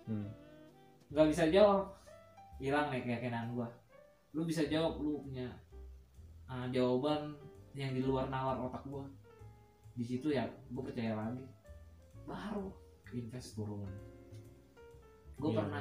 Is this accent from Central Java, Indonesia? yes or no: yes; Semarang, Central Java, Indonesia; gue kan asli Semarang aslinya